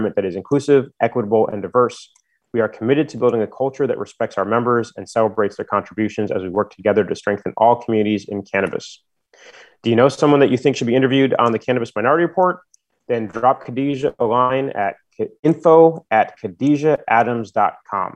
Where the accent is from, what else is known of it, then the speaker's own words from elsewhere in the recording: San Francisco, California, United States; in my hometown, San Francisco, California